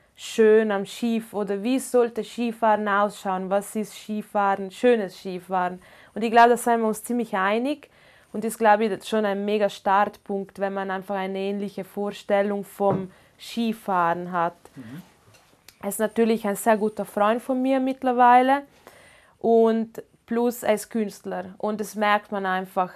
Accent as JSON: {"language": "German", "country": "Italy", "first_language": "Ladin", "second_language": "German", "moved": "yes", "lives_now": "Inn Valley, Austria", "said": "Ich bin Italienerin"}